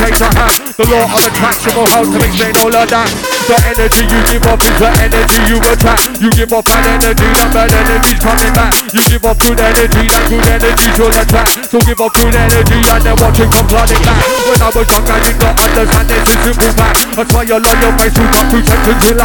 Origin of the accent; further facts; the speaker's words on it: Croydon, London, United Kingdom; moved away as an adult; now in Leeds, United Kingdom; Born and raised in South London for 36 years, my home was Croydon. Nowadays I'm a West Yorkshire man. I moved up to Leeds